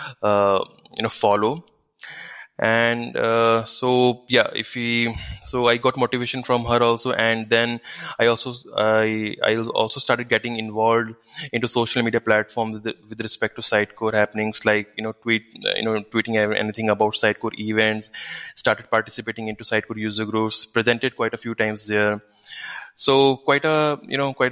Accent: Nainital, Uttarakhand, India; now in Bangalore, India; I'm basically from Nainital, which is a famous hill station in North India.

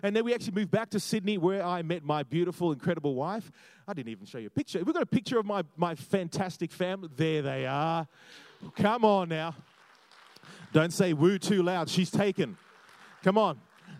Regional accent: Jamaica; also born or lived in Australia; I loved growing up in all those different places because, you know, growing up in Australia was cool because I was like the Jamaican guy, which is kind of cool.

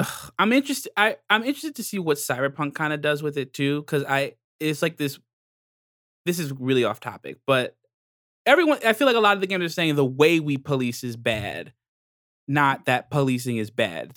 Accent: New York, United States; as a New Yorker

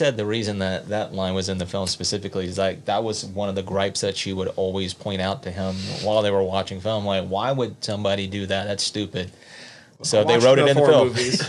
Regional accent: Southeast, United States; I'm from the Southeast

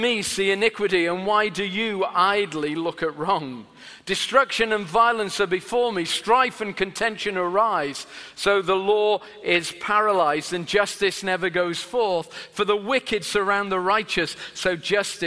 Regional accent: Sheffield, Yorkshire and the Humber, United Kingdom; I'm from England, which is in and a particular city called Sheffield, which is in the north of England

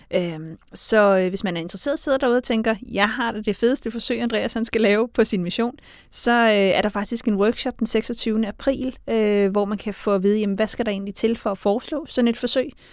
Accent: Denmark; jeg kommer fra Danmark

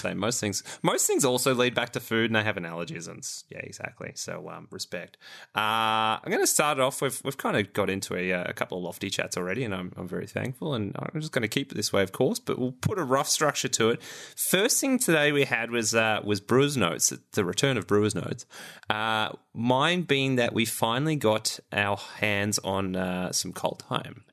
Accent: Australia; as an Australian

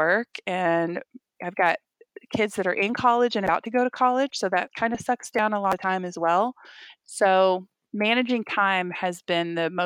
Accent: Dallas, Texas, United States; I was raised in the South. I'm from Texas. I was raised in Dallas

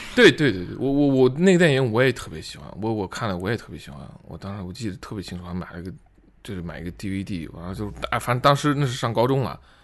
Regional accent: China; 我作为中国人

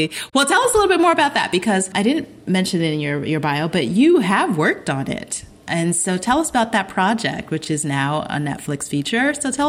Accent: Ghana; but I'm Ghanaian, and the Ghas are Ghan people come from Yoruba land

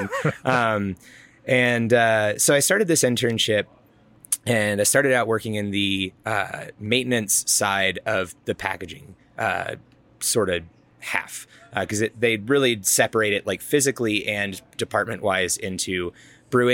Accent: Georgia, United States; now in Colorado, United States; I grew up in Georgia

